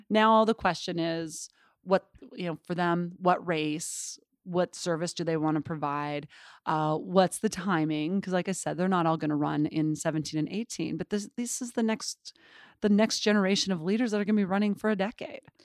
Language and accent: English; Butte, Montana, United States; moved away; I grew up in Butte, Montana